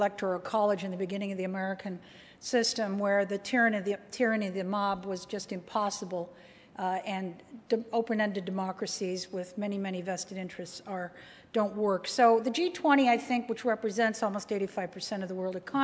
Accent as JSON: {"language": "English", "country": "Canada", "also_born_or_lived": "United States", "said": "as a Canadian, cold country"}